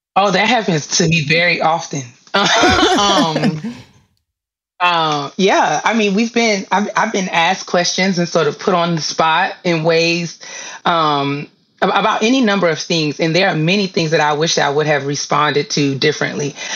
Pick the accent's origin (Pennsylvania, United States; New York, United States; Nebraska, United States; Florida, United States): New York, United States; moved away as an adult; also born or lived in DMV (Washington metropolitan area); now in DMV, United States; I live in the DMV now, but I'm originally from New York